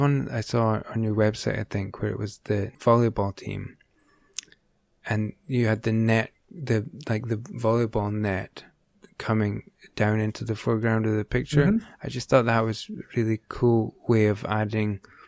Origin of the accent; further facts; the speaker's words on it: Aberdeen, Scotland, United Kingdom; I'm from Aberdeen, so it's a couple of hours away.